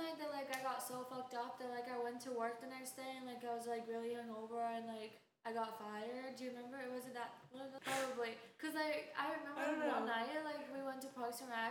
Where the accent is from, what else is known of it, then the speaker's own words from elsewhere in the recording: Brazil; moved away as an adult; now in Tampa, United States; I'm from Brazil